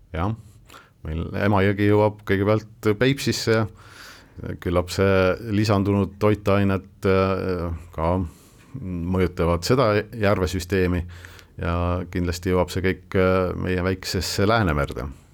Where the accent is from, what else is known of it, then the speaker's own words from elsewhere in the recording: Northeast Estonia, Estonia; minu kodukandis Kirde-Eestis